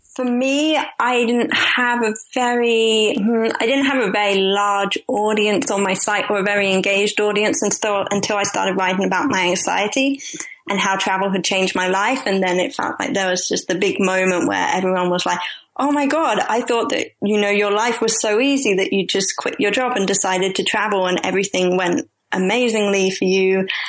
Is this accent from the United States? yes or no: no; London, United Kingdom; I'm originally from London